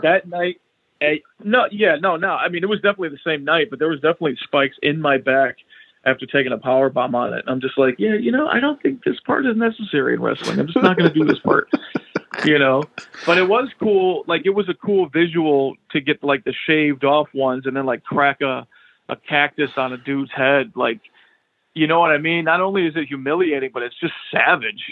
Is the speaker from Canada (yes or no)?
no; United States; I'm an American